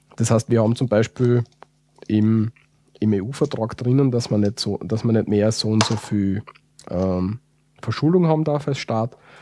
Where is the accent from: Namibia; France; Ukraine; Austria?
Austria; wir als Österreicher